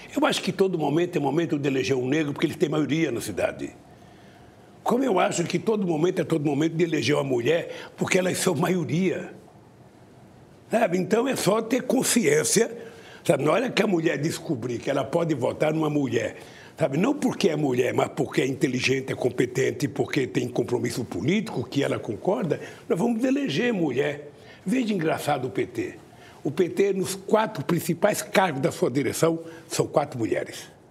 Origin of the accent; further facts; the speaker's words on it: Garanhuns, Pernambuco, Brazil; Eu que já sou de Garemunde, que já sou de tantos lugares